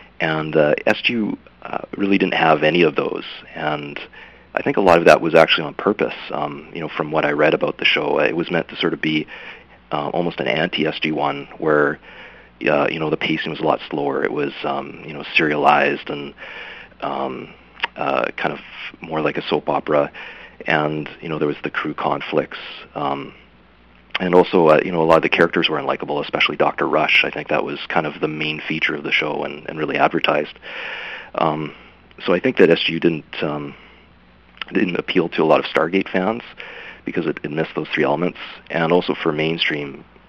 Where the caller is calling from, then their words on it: Vancouver, British Columbia, Canada; I'm calling from Vancouver, BC.